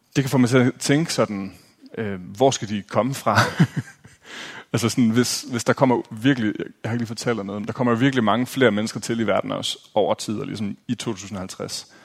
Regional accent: Aarhus, Central Denmark Region, Denmark; jeg er fra Aarhus

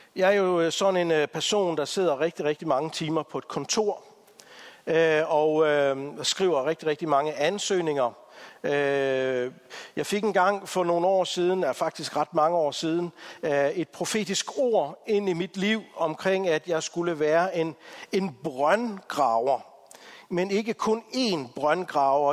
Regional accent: Denmark; som danskere

